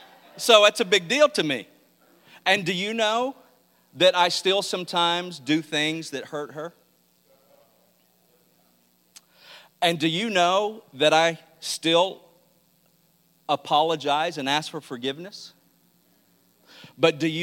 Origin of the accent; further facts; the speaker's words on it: Mississippi, United States; I was raised in Mississippi